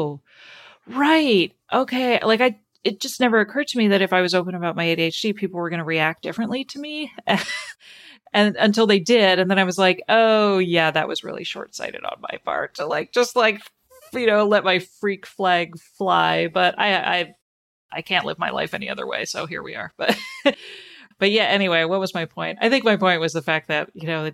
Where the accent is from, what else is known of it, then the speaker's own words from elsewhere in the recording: Canada; I grew up in Canada